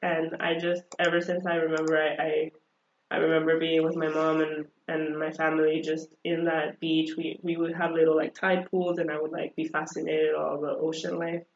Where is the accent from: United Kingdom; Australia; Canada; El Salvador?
El Salvador; first language Spanish; English is a second language; now in United States; I was born and raised in El Salvador